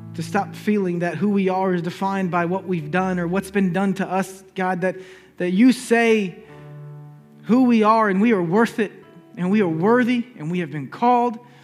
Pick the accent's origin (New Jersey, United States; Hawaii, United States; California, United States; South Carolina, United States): South Carolina, United States; Charleston; I'm just from Charleston, South Carolina